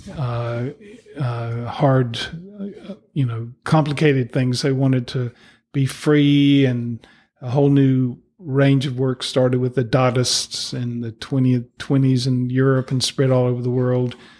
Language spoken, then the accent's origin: English; East Coast of the USA, United States; moved away as an adult; now in New Zealand; growing up in the East Coast of the U S